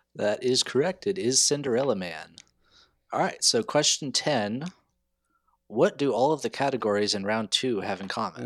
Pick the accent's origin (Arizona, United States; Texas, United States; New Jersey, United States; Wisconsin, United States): Texas, United States; also born or lived in South Carolina; I think of myself as being from Texas because I've lived here most of my life, although I was born in South Carolina.